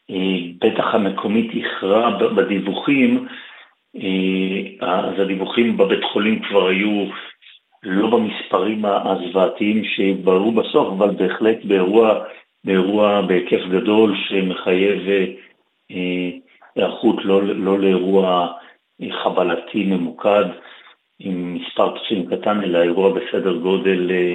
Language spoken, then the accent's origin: Hebrew; Israel; אני נולדתי, גדלתי בישראל, למדתי באוניברסיטת תל אביב